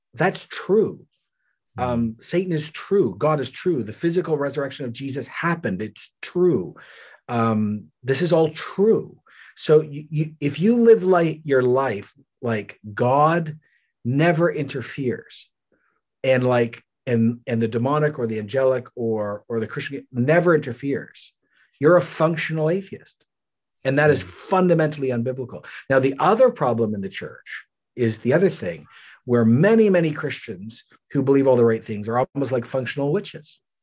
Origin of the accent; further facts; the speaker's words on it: Canada; I'm Canadian